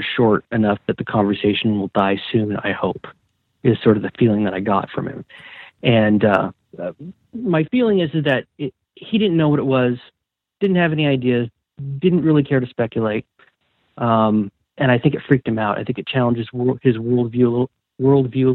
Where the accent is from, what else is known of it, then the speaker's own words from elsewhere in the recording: Washington, United States; growing up in Washington